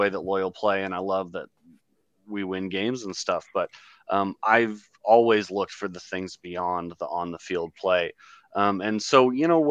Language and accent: English; Oakland, California, United States; moved away as an adult; also born or lived in Flagstaff, Arizona; now in San Diego, United States; growing up in Oakland pre-Roots